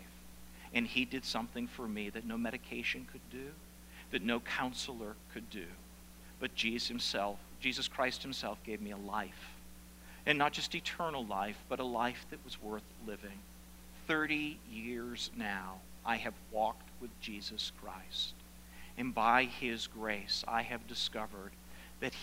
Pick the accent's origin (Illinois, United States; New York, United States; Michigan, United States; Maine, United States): Maine, United States; South Paris; the upstairs farmhouse that I grew up in South Paris, Maine, 30 years ago